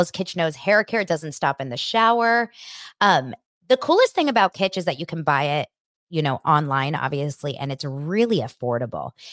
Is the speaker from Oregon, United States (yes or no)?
no; Los Angeles, California, United States; I grew up here in Los Angeles, and I went to school in Beverly Hills